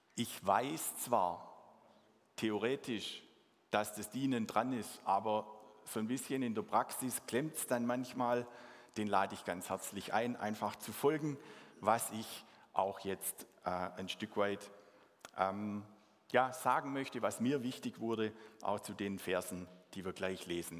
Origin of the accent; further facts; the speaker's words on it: Swabia, Baden-Württemberg, Germany; accent: Swabian; first language Swabian; meine Muttersprache Schwäbisch